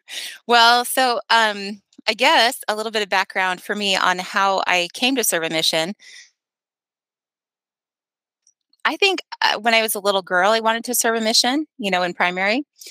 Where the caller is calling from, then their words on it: St. Louis, Missouri, United States; St. Louis. Well, outside of St. Louis, but St. Louis, Missouri.